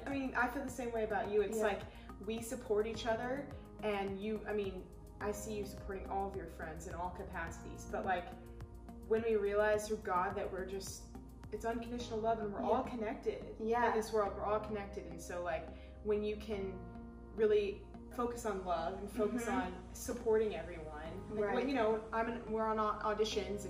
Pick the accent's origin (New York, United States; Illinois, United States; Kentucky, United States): Kentucky, United States; Louisville; now in Los Angeles, United States; I'm from Louisville, Kentucky originally, and I grew up dancing